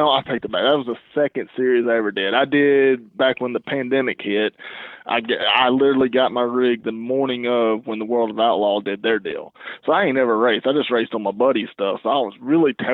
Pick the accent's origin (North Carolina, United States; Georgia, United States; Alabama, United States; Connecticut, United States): Alabama, United States; moved away as an adult; I'm originally from Alabama. That's where I grew up